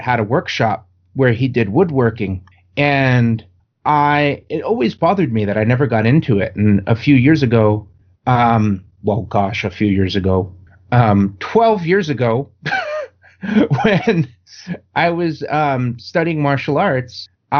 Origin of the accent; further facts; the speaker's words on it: New York, United States; now in Southern California, United States; I grew up in New York.